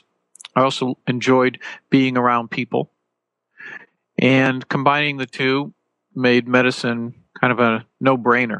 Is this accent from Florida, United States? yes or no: no; Connecticut, United States; moved away; where I grew up in Connecticut